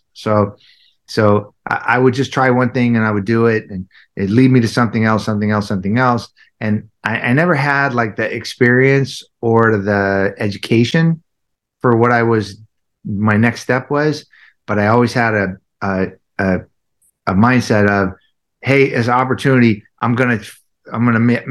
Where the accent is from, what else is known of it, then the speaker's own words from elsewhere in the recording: Southern California, United States; I grew up in Southern California, very traumatic, somewhat of a traumatic childhood